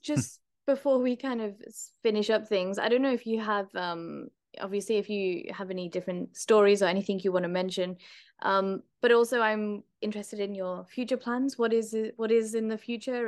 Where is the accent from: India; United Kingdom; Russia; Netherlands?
United Kingdom; as a British person